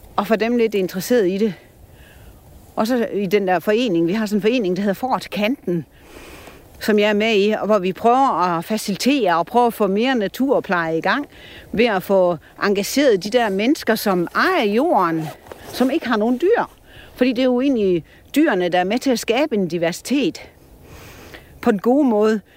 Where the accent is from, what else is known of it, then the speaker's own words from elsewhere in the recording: Store Vildmose, North Jutland, North Denmark Region, Denmark; moved away; Jeg er fra Nordjylland og vokset op i Stor, øh, hvad hedder Stor Vildmose deroppe på kanten